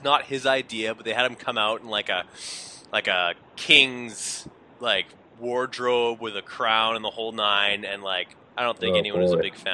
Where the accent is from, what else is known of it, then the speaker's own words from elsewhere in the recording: Canada; being Canadian